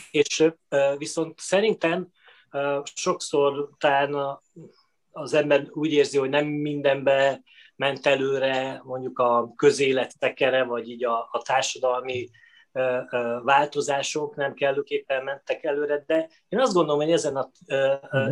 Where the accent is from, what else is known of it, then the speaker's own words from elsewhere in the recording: Veszprém, Veszprém County, Hungary; én Veszprémben születtem, a, az édesapám orvos volt